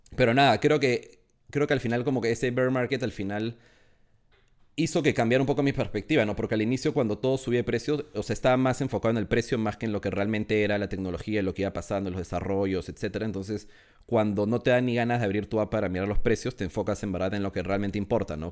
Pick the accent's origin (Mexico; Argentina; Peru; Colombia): Peru; moved away as an adult; now in Madrid, Spain; soy, eh, de Perú. Eh, ahorita, estoy, ahorita estoy en Madrid